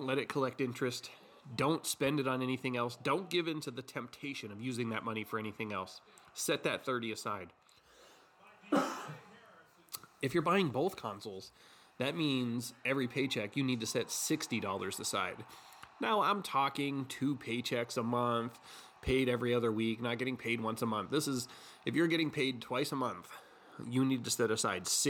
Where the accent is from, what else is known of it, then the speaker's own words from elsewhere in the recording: United States; I'm American